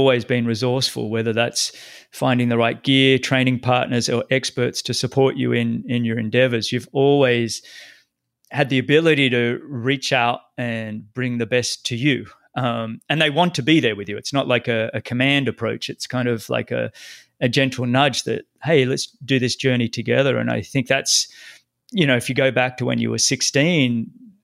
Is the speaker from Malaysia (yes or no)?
no; Australia